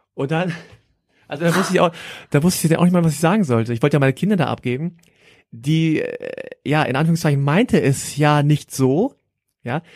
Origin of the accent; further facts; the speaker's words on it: Hanover, Lower Saxony, Germany; ich bin froh, dass ich in Deutschland aufgewachsen bin